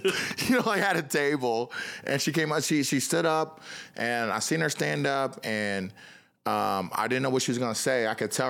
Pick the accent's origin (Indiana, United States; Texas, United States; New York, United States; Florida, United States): Indiana, United States; Kokomo; Yeah, I'm from Kokomo. I'm like, yeah, Elwood Haynes.